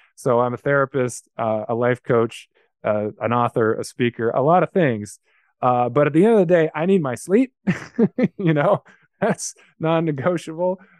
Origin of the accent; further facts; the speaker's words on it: Los Angeles, California, United States; I grew up in a place called Carthay Circle